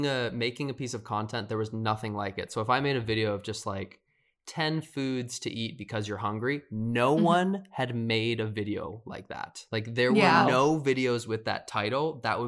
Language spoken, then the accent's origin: English; Midwest, United States; now in Los Angeles, United States; I was from the Midwest too, so no one had a fashion sense.